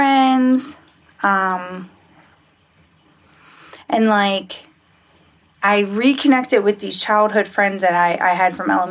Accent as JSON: {"language": "English", "town": "Baltimore", "region": "Maryland", "country": "United States", "also_born_or_lived": "Essex, Maryland", "said": "I am from Baltimore, Maryland."}